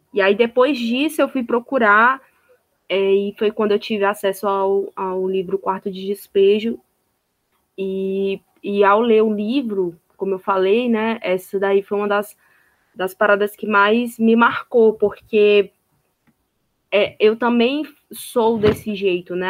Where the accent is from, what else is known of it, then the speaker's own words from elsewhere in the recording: Sobral, Ceará, Brazil; eu sou de Sobral